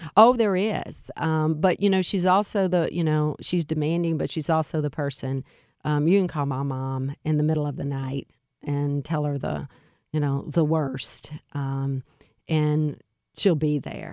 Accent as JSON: {"language": "English", "town": "Alexandria", "region": "Louisiana", "country": "United States", "tie": "born or raised there", "moved": "as an adult", "lives_now": "St. Louis, United States", "said": "I was born in Alexandria, Louisiana, which is central Louisiana"}